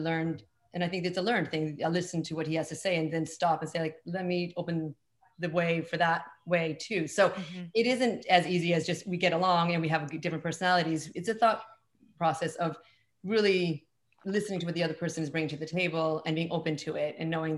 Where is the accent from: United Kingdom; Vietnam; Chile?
Chile; now in Brooklyn, United States; we swear all the time in Chile